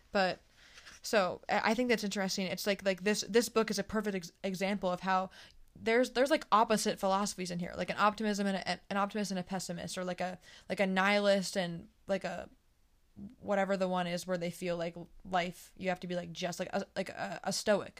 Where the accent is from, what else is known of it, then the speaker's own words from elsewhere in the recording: East Coast, United States; I'm from the East Coast